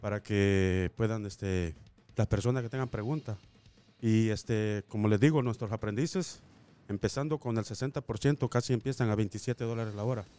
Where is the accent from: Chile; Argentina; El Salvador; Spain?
El Salvador; now in Las Vegas, United States; soy inmigrante salvadoreño